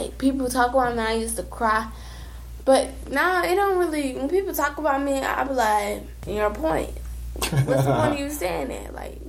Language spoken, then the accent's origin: English; Georgia, United States; born or raised there; now in Florida, United States